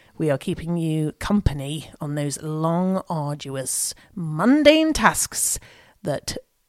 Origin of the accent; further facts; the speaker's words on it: Nottingham, East Midlands, United Kingdom; I'm originally from Nottingham.